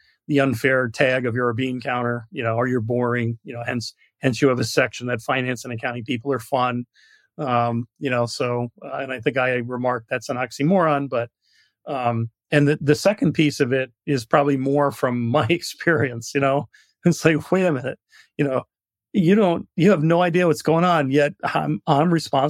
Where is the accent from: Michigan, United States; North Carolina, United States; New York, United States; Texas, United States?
New York, United States; moved away; I'm from New York originally